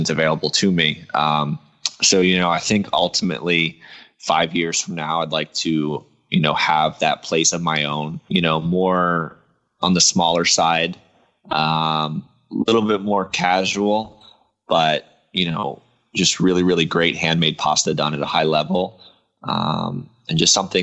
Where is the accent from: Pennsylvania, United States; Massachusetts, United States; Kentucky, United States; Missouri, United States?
Pennsylvania, United States; Reading; moved away; I'm originally from Eastern PA. I'm from Reading